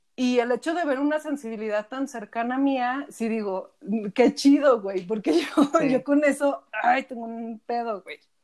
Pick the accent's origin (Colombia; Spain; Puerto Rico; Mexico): Mexico; Aguascalientes; now in Zacatecas, Mexico; yo soy de Aguascalientes, pero vivo en Zacatecas